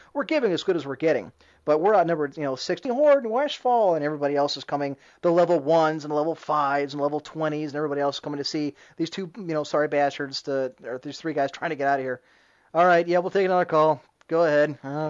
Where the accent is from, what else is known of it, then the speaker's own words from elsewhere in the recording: United Kingdom; Well, I would, but I'm British.